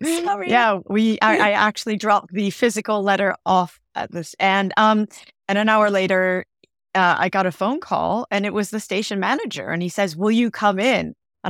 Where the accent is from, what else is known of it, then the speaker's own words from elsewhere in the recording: California, United States; also born or lived in Santa Monica; now in London, United Kingdom; So I was born in Santa Monica, which is Southern California, and I grew up in the middle of nowhere in Northern California, a really small town, and was interested in TV, but never thought anything about it.